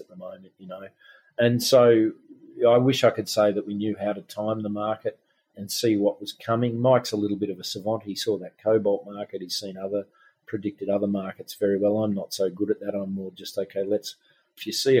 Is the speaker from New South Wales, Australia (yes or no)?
yes; Glen Innes, New South Wales, Australia; my hometown of Glen Innes in northern New South Wales